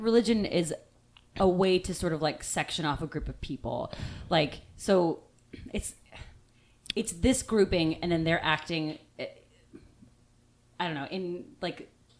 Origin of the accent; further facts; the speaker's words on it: Australia; Yeah, most common that I have with Chris Hemsworth is that I'm Australian through and through.